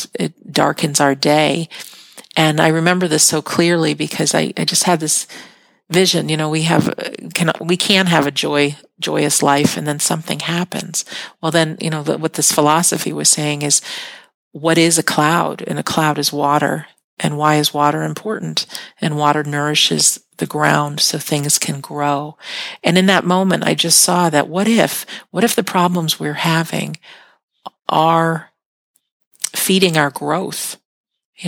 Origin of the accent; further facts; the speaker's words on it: United States; I'm an American